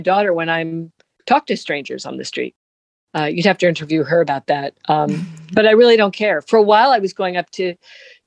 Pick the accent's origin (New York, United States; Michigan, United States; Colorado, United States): New York, United States; New York City; I'm a New Yorker